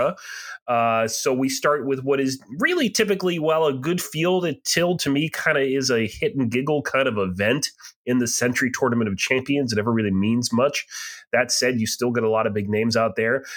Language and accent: English; southern New Hampshire, United States; I grew up just north of you in southern New Hampshire.